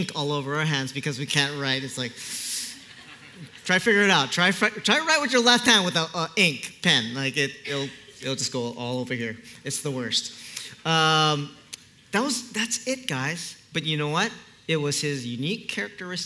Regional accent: Kaneohe, Hawaii, United States; I'm born and raised in Kaneohe

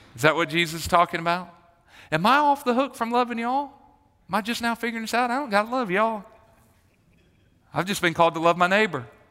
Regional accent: Marietta, Georgia, United States; I grew up in Marietta

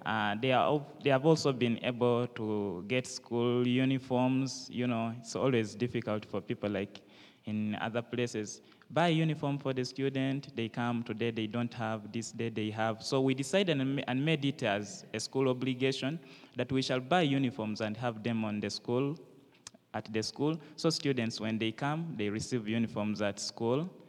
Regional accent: Uganda; I am from Uganda.

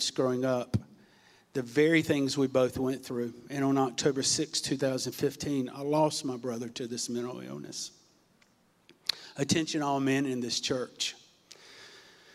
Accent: Farmville, North Carolina, United States; moved away; also born or lived in Norfolk, Virginia / Portsmouth, Virginia; I was born in Norfolk, Virginia, Saturday, November 27th, 1965. We grew up in a small town called Farmville, North Carolina.

